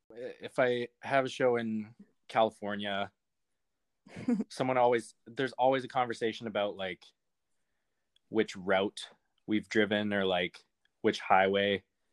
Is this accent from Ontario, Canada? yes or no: no; Calgary, Alberta, Canada; Calgary, Alberta.